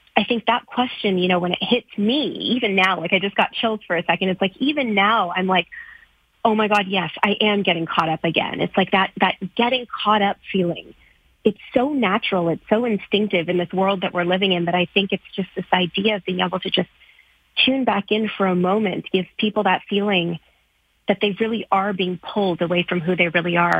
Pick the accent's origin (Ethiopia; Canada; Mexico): Canada; as a South Asian girl growing up in Canada